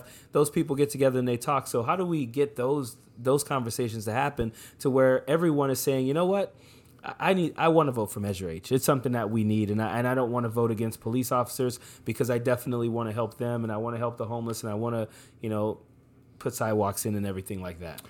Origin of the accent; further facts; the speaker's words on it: New Orleans, Louisiana, United States; now in Modesto, United States; I grew up in New Orleans, Louisiana